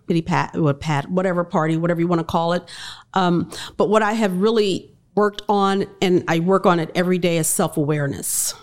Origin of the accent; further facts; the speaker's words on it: Miami, Florida, United States; I'm black, I'm a female, I grew up in Liberty City